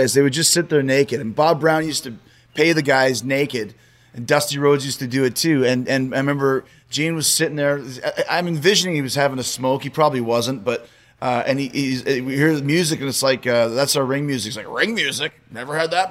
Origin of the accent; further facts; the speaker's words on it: Winnipeg, Manitoba, Canada; moved away; my hometown